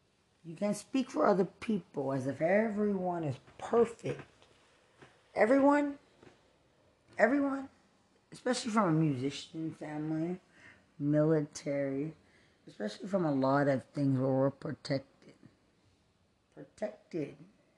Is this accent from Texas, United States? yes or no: yes; Lubbock, Texas, United States; and I'm from Lubbock, Texas.